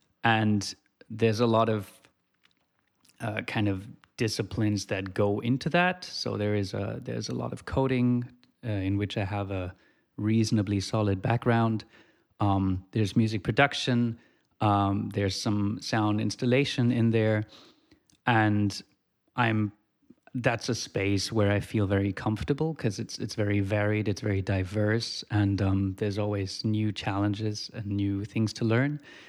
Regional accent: Germany; moved away as an adult; also born or lived in Switzerland; now in Australia; No, I grew up in Germany and finished high school there. And then moved to Switzerland to do a university degree in electronic music. And now I'm in Australia at the moment.

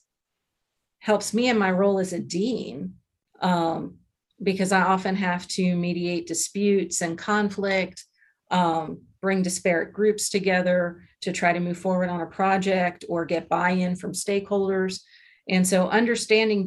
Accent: Lancaster, Pennsylvania, United States; moved away as an adult; also born or lived in Louisiana / Arizona / Virginia; now in New Mexico, United States; Grew up in Pennsylvania

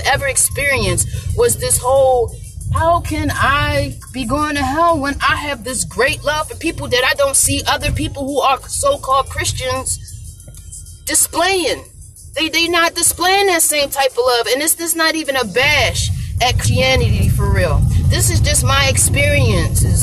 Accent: Baltimore, Maryland, United States; born or raised there

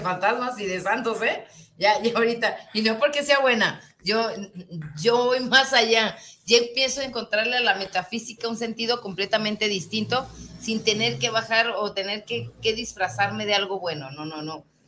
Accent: Guadalajara, Jalisco, Mexico; nos constituye eh, como, como tapatíos, como jaliscienses

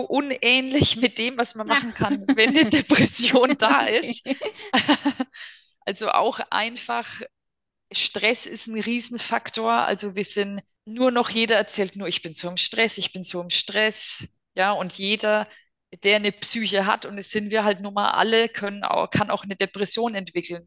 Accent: Germany; bei uns in Deutschland

